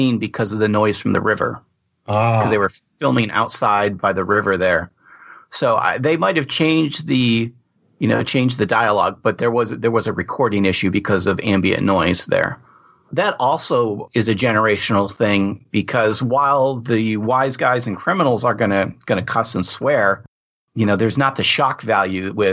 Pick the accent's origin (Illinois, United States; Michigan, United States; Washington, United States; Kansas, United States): Michigan, United States; Ann Arbor; I grew up in Ann Arbor, Michigan